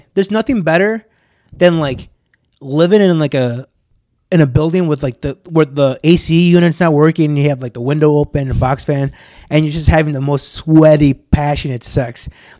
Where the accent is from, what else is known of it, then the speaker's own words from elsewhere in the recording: Maryland, United States; born there; You know how many times both you guys seen my ass and you guys don't know I was born in Maryland?